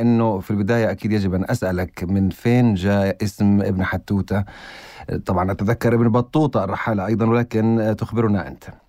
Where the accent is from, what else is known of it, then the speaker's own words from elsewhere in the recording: Eritrea; also born or lived in Addis Ababa, Ethiopia; مولود في اديس ابابا بس يعني تركته آه. طفلا رضيعا وبما انه انا من اريتريا